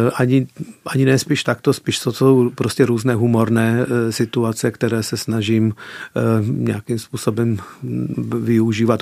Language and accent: Czech; Peregu Mare, Arad County, Romania; first language Czech; moved away as an adult; now in Czech Republic; Vyrůstal jsem v české komunitě, která se nachází ve vesnici Velký Perek nebo Peregu Mare rumunsky